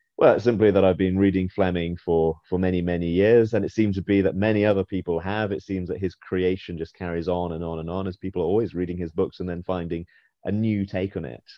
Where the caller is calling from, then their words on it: China; I'm calling in from the mainland of China